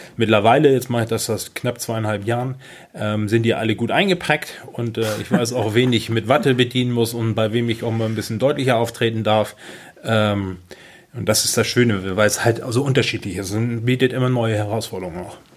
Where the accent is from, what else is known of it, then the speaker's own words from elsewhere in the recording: Kropp, Schleswig-Holstein, Germany; Ich bin in Kropp aufgewachsen